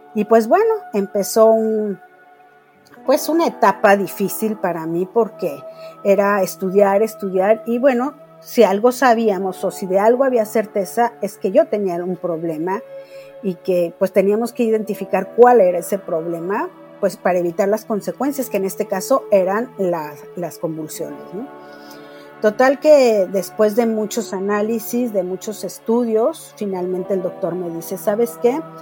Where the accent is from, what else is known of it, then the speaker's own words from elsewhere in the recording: Mexico City, Mexico; vivo en la Ciudad de México, nací en la Ciudad de México y pues realmente mi vida fue la de una niña muy normal